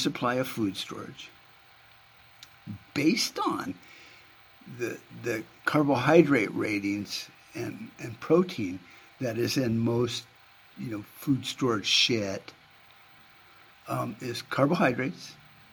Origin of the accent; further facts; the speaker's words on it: United States; I'm an American